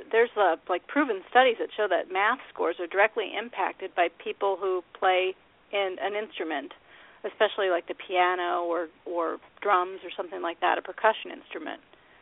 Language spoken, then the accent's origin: English; eastern Iowa, United States; moved away as an adult; also born or lived in Minnesota / New York; now in Falmouth, Maine, United States; I was raised in Iowa in the Pleasant Valley schools in eastern Iowa, and I grew up all the way since, you know, kindergarten.